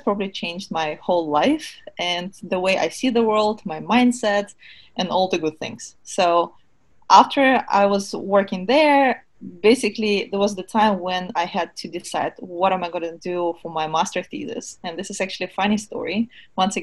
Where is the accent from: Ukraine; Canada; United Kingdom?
Ukraine; Kyiv; moved away as an adult; also born or lived in Germany; now in United States; I was born and raised in Kiev